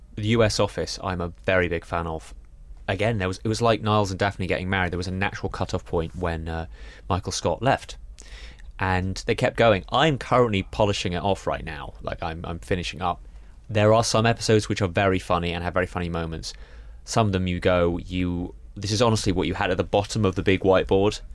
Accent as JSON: {"language": "English", "town": "Reading", "region": "South East England", "country": "United Kingdom", "tie": "born or raised there", "said": "growing up in Reading"}